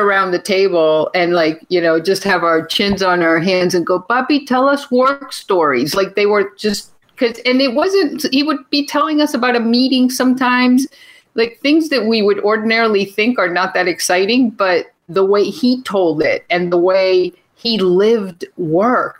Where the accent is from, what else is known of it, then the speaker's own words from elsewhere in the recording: Venezuela; I was born in Venezuela to Venezuelan parents.